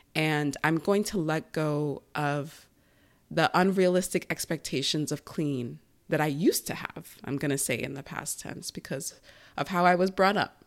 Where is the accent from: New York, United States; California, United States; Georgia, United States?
New York, United States; Long Island; That was our main source of cleaning growing up in Long Island, in that big house